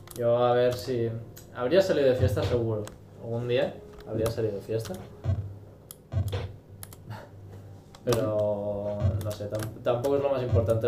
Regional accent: Spain; somos unos confiados los de España aquí plan, que ¿qué, Somos españoles

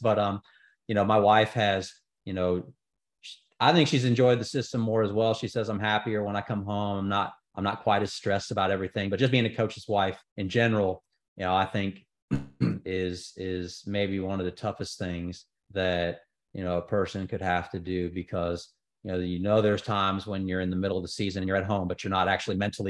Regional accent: Houston, Texas, United States; now in Birmingham, United States; I'm from Houston

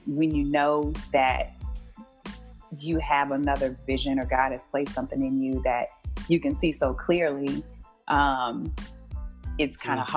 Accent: Houston, Texas, United States; I grew up in Houston, Texas

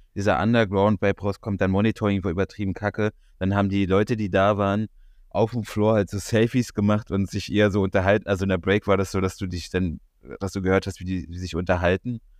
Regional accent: Berlin, Germany; als Berliner

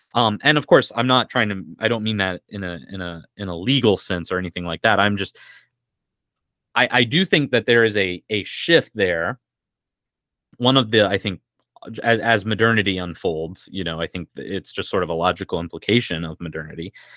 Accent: United States; as American Christians

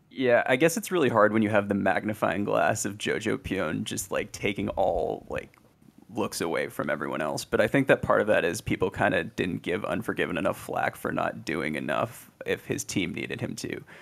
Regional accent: San Jose, California, United States; now in Charlotte, United States; San Jose, California, 'cause that's where I'm from originally

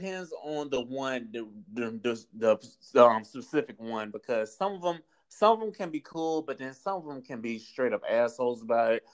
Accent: Florida, United States; accent: Southern; also born or lived in North Carolina / Georgia / Texas / Tallahassee, Florida; born and raised in Florida.

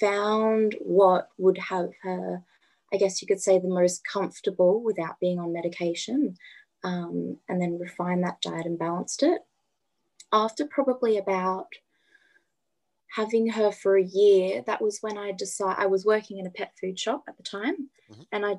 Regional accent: Adelaide, South Australia, Australia; I'm from Adelaide, born and bred in Adelaide.

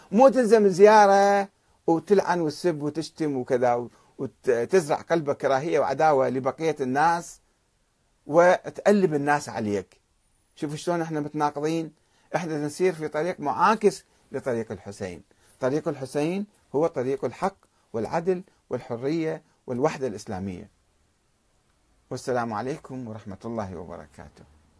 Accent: Iraq; عندنا بالعراق

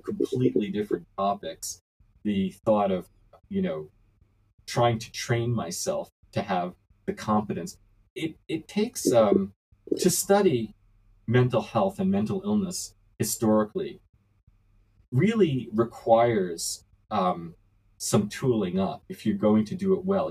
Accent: New York City, New York, United States; I was born and raised in New York City

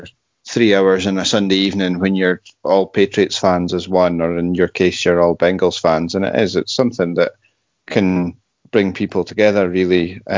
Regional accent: United Kingdom; You can't be us without being British, if that makes sense.

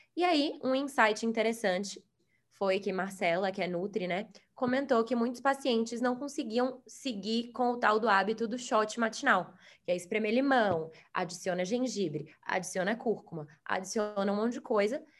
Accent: Salvador, Bahia, Brazil; moved away as an adult; also born or lived in United States; nós dois somos de Salvador, e é, eu fui morar nos Estados Unidos para fazer faculdade lá

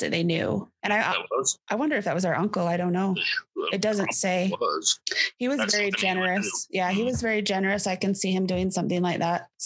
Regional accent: South Fremont, Idaho, United States; we're from South Fremont.

